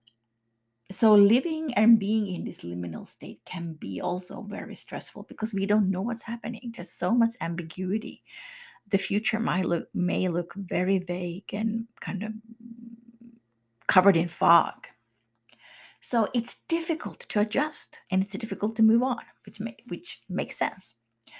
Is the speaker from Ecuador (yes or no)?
no; Finland; I'm from Finland myself